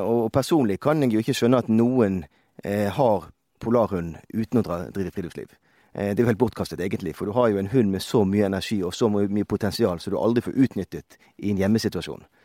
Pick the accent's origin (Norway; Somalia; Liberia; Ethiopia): Norway; Bergen, Vestland; moved away as an adult; now in Røros, Norway; jeg er opprinnelig fra Bergen, som de fleste kanskje hører